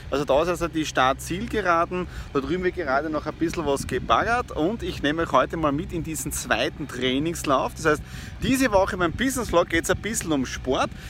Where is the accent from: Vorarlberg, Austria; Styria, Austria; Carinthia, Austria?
Styria, Austria; Ihr wisst, ich komme aus der Südoststeiermark, drüben ist mein Elternhaus